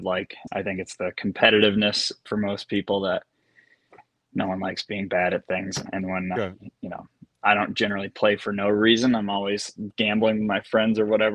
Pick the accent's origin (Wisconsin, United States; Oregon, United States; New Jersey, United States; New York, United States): New York, United States; Rochester; near my house where I grew up in Rochester, New York